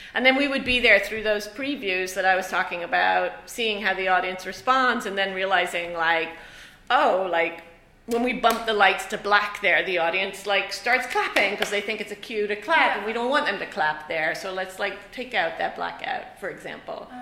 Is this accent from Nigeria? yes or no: no; Ireland; moved away; I grew up in Ireland